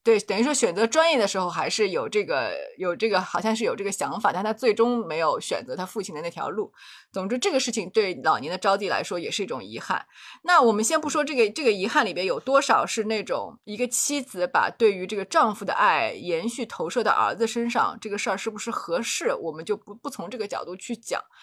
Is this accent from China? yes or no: yes; China; 我们中国人